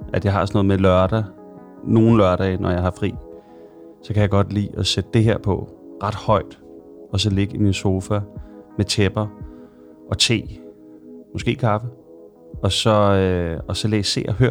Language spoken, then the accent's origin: Danish; Copenhagen, Capital Region of Denmark, Denmark; also born or lived in London; jeg er født og opvokset i Sydhavn, og har boet i København øh, hele mit liv, bortset fra et år, hvor jeg øh, boede i London.